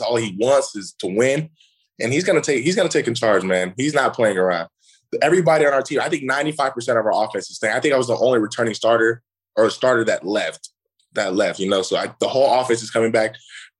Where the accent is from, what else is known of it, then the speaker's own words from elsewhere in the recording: Las Vegas, Nevada, United States; moved away as an adult; I'm from Las Vegas. Like, I'm from a city that never sleeps. It's constantly moving.